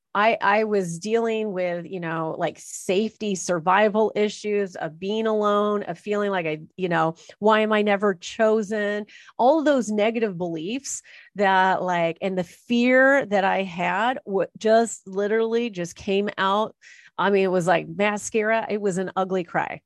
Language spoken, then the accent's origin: English; Los Angeles, California, United States; people who are born and raised in Los Angeles and Orange County